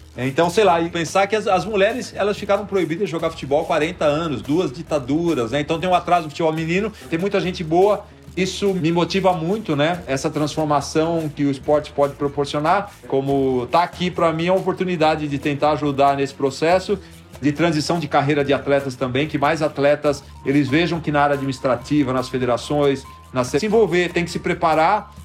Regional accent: Brazil; a gente, como brasileiro

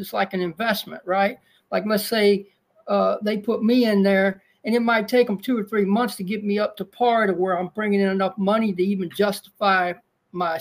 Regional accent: Dacus, Texas, United States; also born or lived in Houston, Texas; I was raised in a small country town called Dacus, Texas

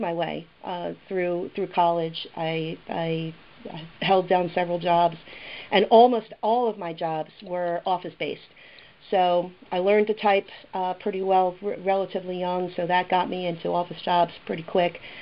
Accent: Philadelphia, Pennsylvania, United States; I was born and raised in South Philadelphia

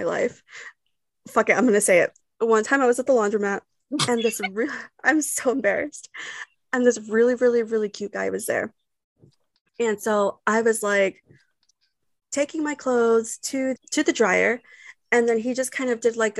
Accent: Texas, United States; as a Texan

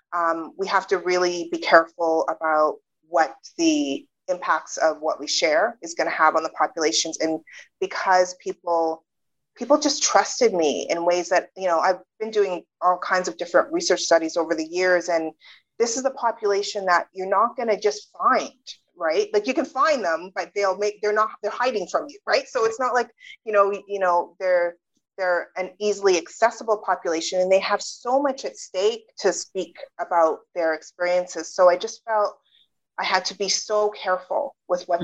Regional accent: British Columbia, Canada; also born or lived in United Kingdom; I was born in the UK, but I grew up in Canada.

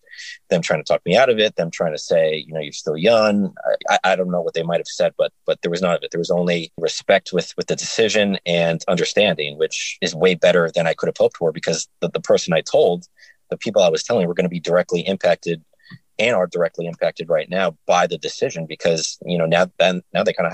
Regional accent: New York, United States; moved away as an adult; also born or lived in Binghamton, New York; now in Nashville, United States; I'm from New York. My family's all there

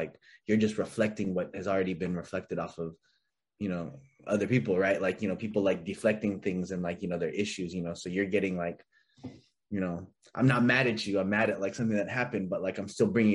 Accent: Bakersfield, California, United States; growing up in Bakersfield

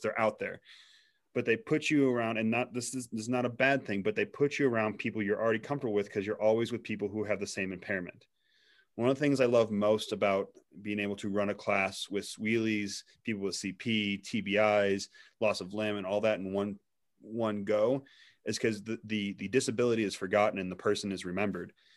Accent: Missouri, United States; And I grew up in Missouri.

